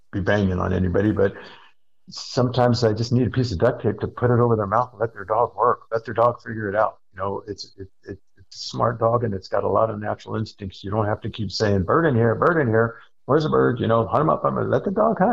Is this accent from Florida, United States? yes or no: no; Hawaii, United States; moved away; I'm from Hawaii. That was a big part of our culture.